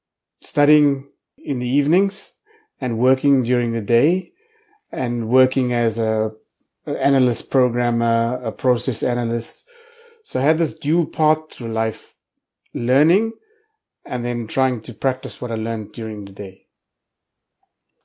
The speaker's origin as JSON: {"language": "English", "town": "Pietermaritzburg", "region": "KwaZulu-Natal", "country": "South Africa", "tie": "born or raised there", "said": "I grew up in a little town called Pietermaritzburg, which is about 150 kilometers outside of Durban"}